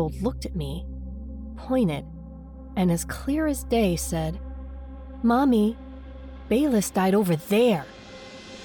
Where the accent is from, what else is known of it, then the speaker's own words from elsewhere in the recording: Virginia, United States; Growing up in Virginia